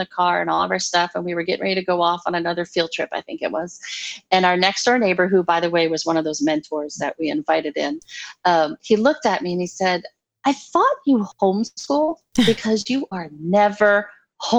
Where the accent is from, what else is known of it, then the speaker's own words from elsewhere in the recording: New Orleans, Louisiana, United States; I'm from the South. I'm from New Orleans.